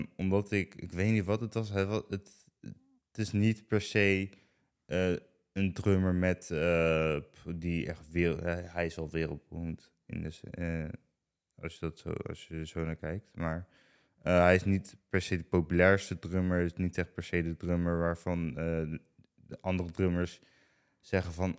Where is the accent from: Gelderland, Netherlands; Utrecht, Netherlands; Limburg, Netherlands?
Gelderland, Netherlands; Ede; ik kom uit Ede. Mhm. ik heb al echt gewoon mijn hele leven al in Ede gewoond